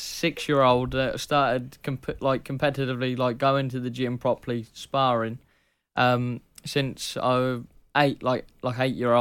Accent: Southampton, South East England, United Kingdom; accent: burr; also born or lived in Poole; I come from Southampton originally. That's where I was raised as a kid

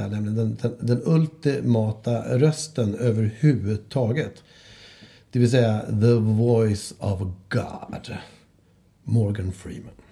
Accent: Skåne, Sweden; Ja, hallå, jag är från Skåne.

